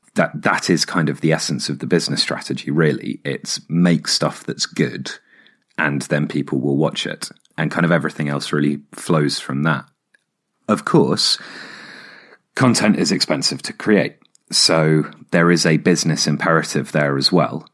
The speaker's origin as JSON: {"language": "English", "area": "Hampshire", "region": "South East England", "country": "United Kingdom", "tie": "born or raised there", "also_born_or_lived": "Oxford / London", "moved": "yes", "said": "I grew up in Hampshire and then lived in Oxford for seven years."}